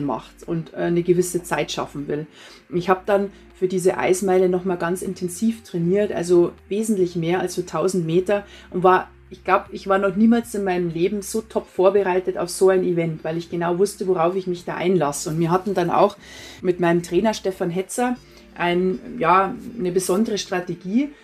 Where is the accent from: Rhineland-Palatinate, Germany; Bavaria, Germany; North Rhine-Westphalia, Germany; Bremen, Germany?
Bavaria, Germany; Prien am Chiemsee; now in Burghausen, Germany; bin ja am Chiemsee aufgewachsen